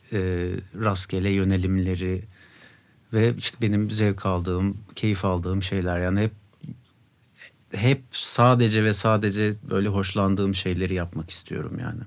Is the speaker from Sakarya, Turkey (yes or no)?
yes; Sakarya, Turkey; moved away as an adult; now in Ankara, Turkey; Sakaryalıyım. Üniversite için buraya geldim 2010'da.